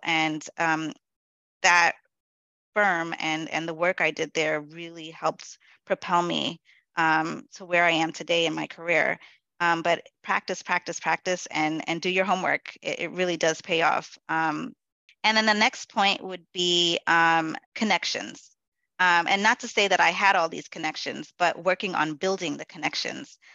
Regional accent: New York City, New York, United States; My family is from Guyana which is in South America, um, and I am a Black woman born and raised in the Bronx.

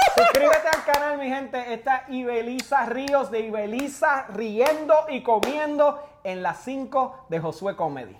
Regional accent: Puerto Rico; Yo soy puertorriqueño

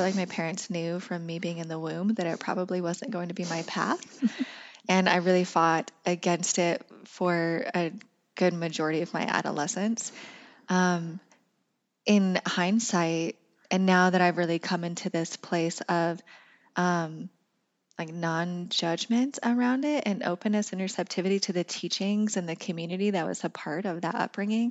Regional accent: Craig, Colorado, United States; I grew up in Northwest Colorado in a town called Craig

